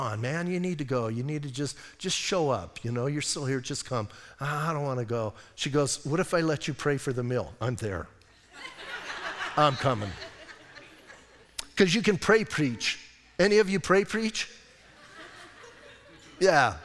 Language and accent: English; Bisbee, Arizona, United States; also born or lived in Washington State; now in Sierra Vista, United States; I grew up in Bisbee